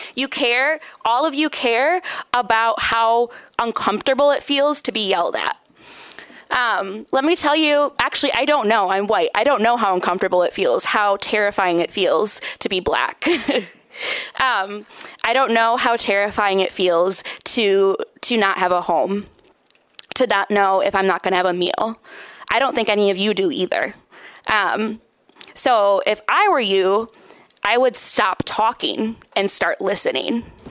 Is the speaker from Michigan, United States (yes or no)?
yes; Grand Rapids, Michigan, United States; I am from Grand Rapids, lived here my whole life.